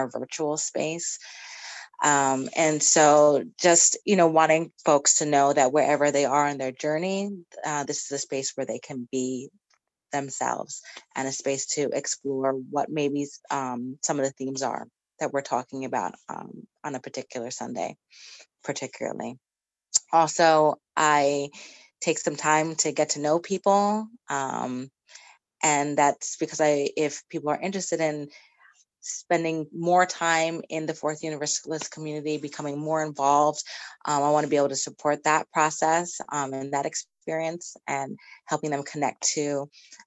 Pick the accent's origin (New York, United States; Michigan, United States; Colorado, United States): New York, United States; Poughkeepsie; I was raised in the Fellowship of Poughkeepsie, the UU Fellowship of Poughkeepsie